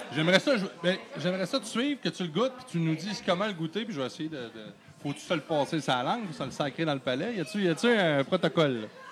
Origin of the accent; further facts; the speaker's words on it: Chute-aux-Outardes, Quebec, Canada; moved away; je viens, je viens d'ici, je suis natif de Chute aux Stars